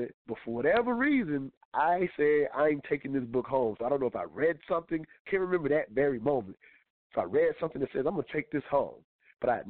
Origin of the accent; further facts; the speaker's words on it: South Carolina, United States; I'm from South Carolina, so as a young man growing up, grandmother taking me to church every Sunday